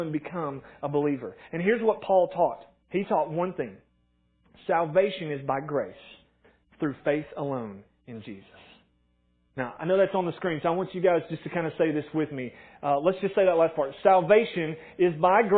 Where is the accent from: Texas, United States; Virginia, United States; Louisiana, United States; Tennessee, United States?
Tennessee, United States; Morristown; I grew up in Morristown, went to Morristown East